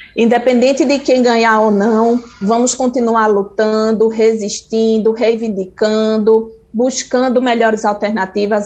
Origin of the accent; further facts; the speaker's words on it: Brazil; eu sou brasileira